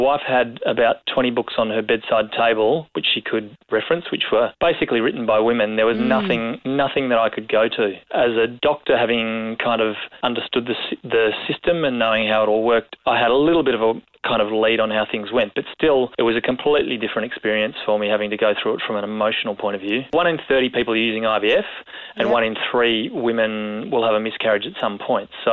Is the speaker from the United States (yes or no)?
no; Australia; as Aussie blokes